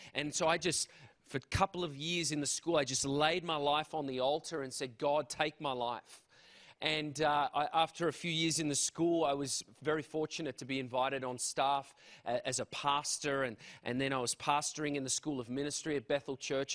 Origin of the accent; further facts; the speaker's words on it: Canberra, Australian Capital Territory, Australia; moved away; I am from Australia.